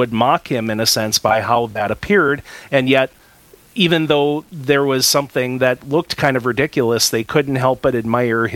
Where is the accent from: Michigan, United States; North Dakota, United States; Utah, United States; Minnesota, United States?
North Dakota, United States; near Logan County; My hometown pastor of my childhood